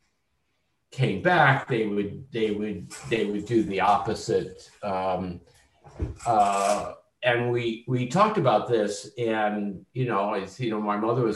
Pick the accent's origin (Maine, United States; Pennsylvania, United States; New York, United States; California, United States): Pennsylvania, United States; Philadelphia; when I was growing up in Philadelphia